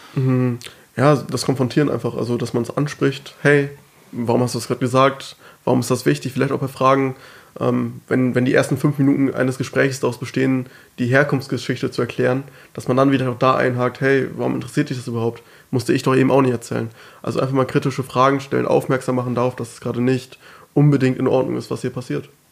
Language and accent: German; Germany; first language German; dass ich gut Deutsch spreche, obwohl ja. ich ja hier geboren bin. Ähm, Deutsch meine Muttersprache ist